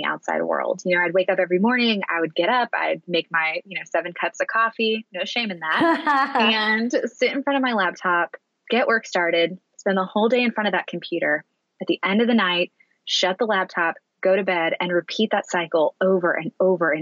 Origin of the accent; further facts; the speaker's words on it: Annapolis, Maryland, United States; now in San Francisco, United States; my hometown of Annapolis